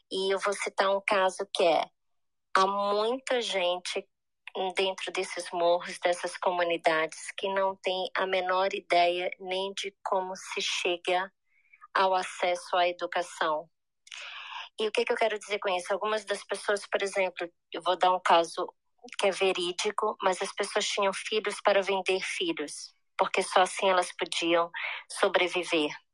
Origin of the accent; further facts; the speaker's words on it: Belém, Pará, Brazil; Eu nasci em Belém, do Pará, no norte do Brasil